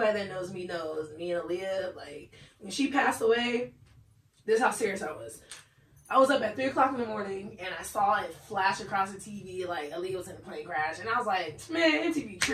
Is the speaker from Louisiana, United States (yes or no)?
no; California, United States; because I'm from Cali